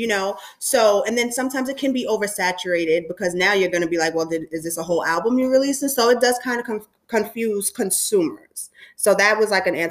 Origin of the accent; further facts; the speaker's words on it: New York, United States; I'm from New York